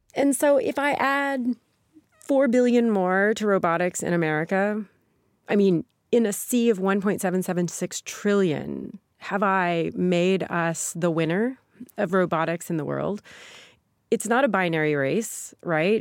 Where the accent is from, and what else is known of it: Sikeston, Missouri, United States; born or raised there; moved away